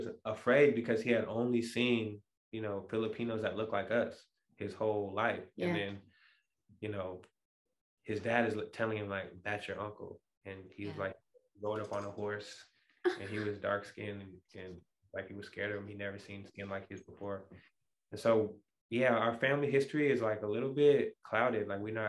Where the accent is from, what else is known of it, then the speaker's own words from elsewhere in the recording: Portland, Oregon, United States; I grew up really in the black community in Portland.